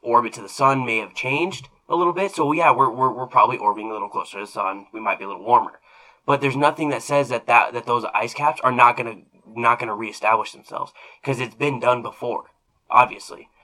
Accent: Arizona, United States; now in Nebraska, United States; where I grew up in Arizona, we don't get rain

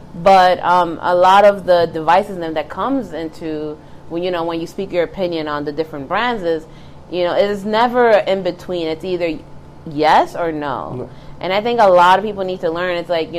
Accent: Bronx, New York, United States; So I grew up in the Bronx, and we had one TV.

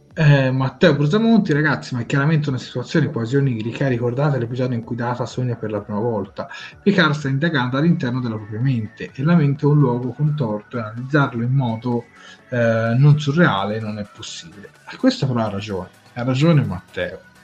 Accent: Tuscany, Italy; noi siamo toscani

